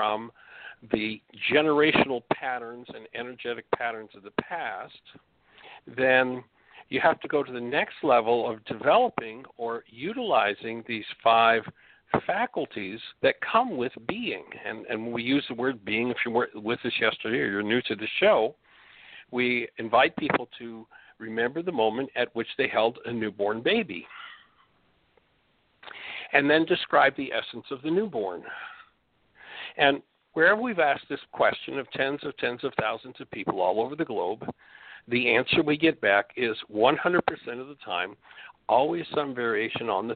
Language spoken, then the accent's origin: English; Canada; moved away; I'm from Canada